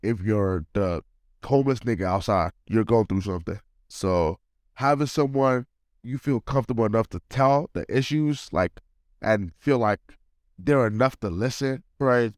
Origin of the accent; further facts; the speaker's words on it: Nigeria; moved away; also born or lived in United Kingdom; I'm a Nigerian